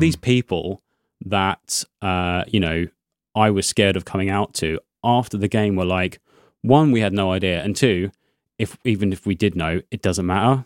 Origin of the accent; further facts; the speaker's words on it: Crawley, South East England, United Kingdom; moved away as an adult; also born or lived in Haywards Heath; now in Brighton, United Kingdom; I grew up in Crawley, so that's near Gatwick Airport